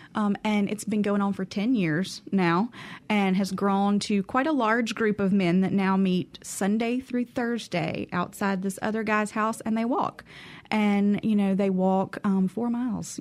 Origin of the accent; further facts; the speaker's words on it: Carrollton, Mississippi, United States; I grew up in Carrollton, Mississippi, so, you know, right on the outskirts of the Delta, and lived in the middle of nowhere